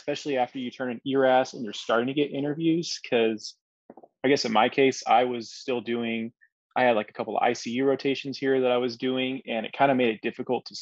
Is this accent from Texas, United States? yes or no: yes; Yoakum, Texas, United States; I am originally from Yoakum, Texas, which is close to Victoria